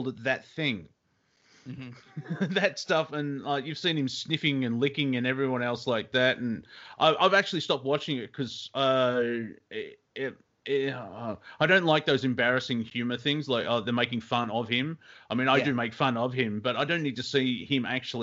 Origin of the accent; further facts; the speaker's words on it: Australia; as an Australian